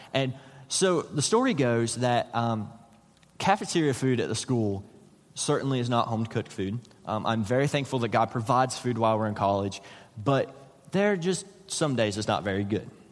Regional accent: West Virginia, United States; moved away as an adult; I'm from West Virginia

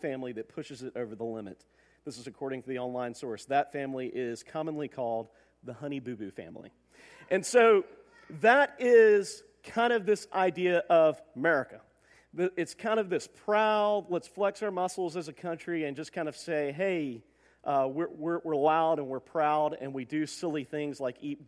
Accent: United States; also born or lived in Macon, Georgia; we're loud, we're proud to be Americans

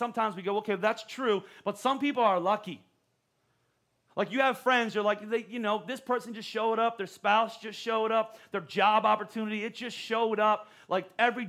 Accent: Pennsylvania, United States; moved away as an adult; I was from Pennsylvania

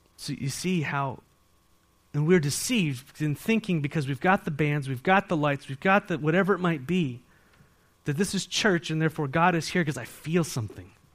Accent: San Diego, California, United States; now in Walla Walla, United States; I grew up in San Diego

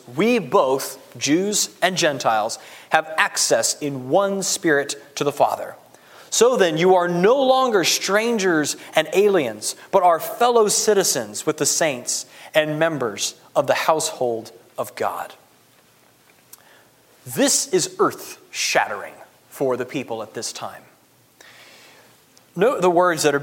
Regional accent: United States; I'm an American

